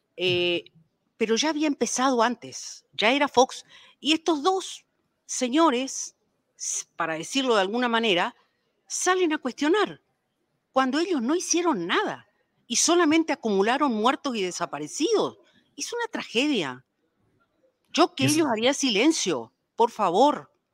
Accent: Paraguay; now in Mexico; ingresaron a mi país

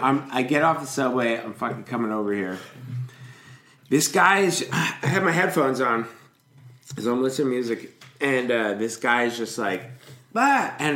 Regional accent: Rhinebeck, New York, United States; now in Manhattan, United States; I grew up in Rhinebeck. This is all like upstate New York shit.

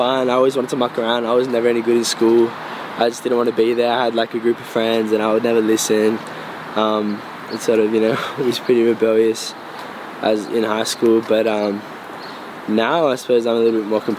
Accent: Campbelltown, New South Wales, Australia; Mum was born in Campbelltown, where I'm from

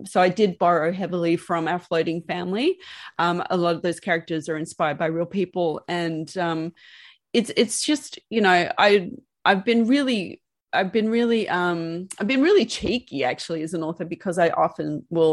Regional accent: Sydney, New South Wales, Australia; now in Melbourne, Australia; I was a girl from Sydney

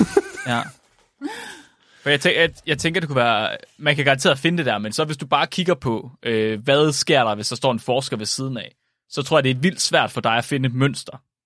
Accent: Jutland, Denmark; som jyde

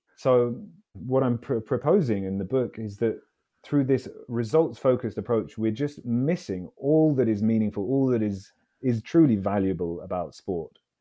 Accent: London, United Kingdom; I grew up in London, so I'm a, I'm a Londoner.

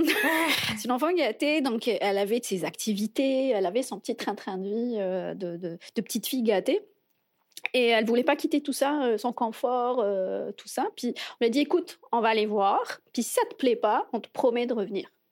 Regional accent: Algiers, Algiers Province, Algeria; moved away as an adult; now in Montreal, Canada; ça va faire cinq ans que je suis à Montréal. je viens d'Alger

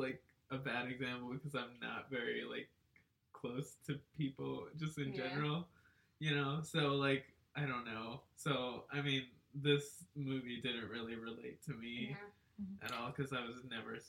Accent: Texas, United States

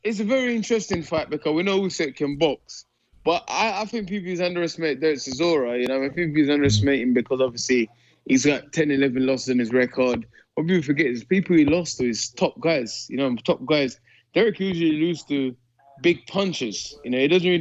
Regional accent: United Kingdom; I'm British

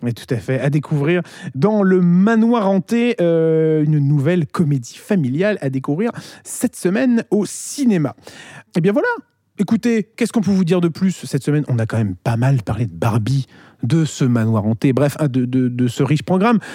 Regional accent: France; chez nous en France

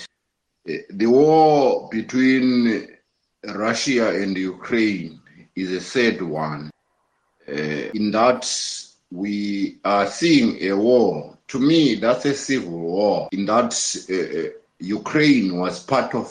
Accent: Zimbabwe; I'm from Zimbabwe

